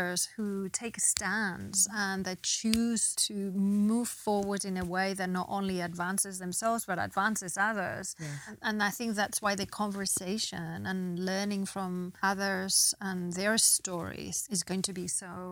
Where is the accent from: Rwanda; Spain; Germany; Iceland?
Spain; moved away as an adult; also born or lived in England; now in United States; I was born in Spain. I grew up in between England and Spain